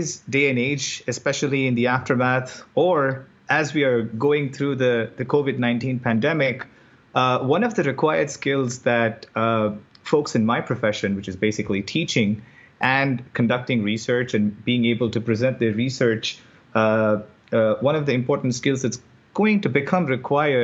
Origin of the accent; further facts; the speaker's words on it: Chennai, Tamil Nadu, India; moved away as an adult; now in United States; I am from South India, Madras, India, and then I came to the U.S. for graduate studies